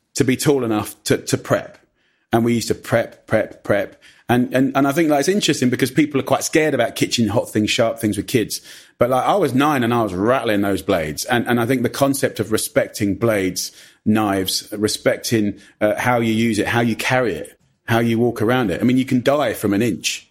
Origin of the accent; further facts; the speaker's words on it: Clavering, East of England, United Kingdom; also born or lived in Ockendon; we went pretty much as soon as I was born to a little village called Clavering.